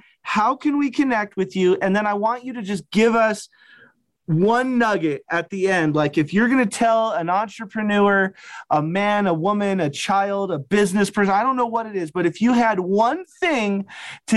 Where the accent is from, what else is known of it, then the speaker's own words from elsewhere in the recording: Wyoming, United States; I'm from Wyoming